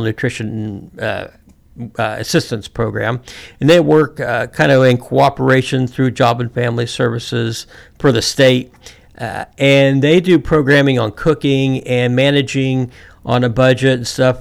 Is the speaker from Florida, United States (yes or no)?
yes; Florida, United States; moved away as an adult; also born or lived in Amesville, Ohio / Arkansas / Missouri; now in Athens County, Ohio, United States; we ended up moving down to down to Florida. And I spent the rest of my youth growing up in Florida.